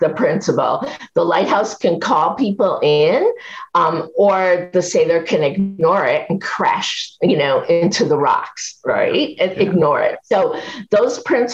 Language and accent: English; Chicago, Illinois, United States; I grew up in Chicago.